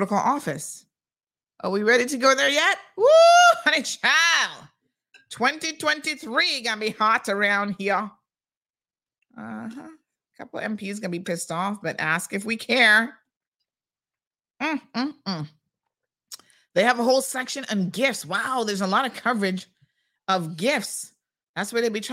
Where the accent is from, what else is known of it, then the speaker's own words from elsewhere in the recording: United States; moved away; my uncle that I grew up with in the States